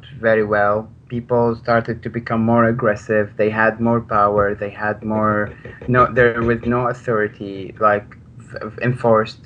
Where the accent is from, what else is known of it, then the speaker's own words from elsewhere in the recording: Maarat al-Numan, Idlib Governorate, Syria; moved away; I was born in a very small town in Idlib province called Ma'aret al-Noman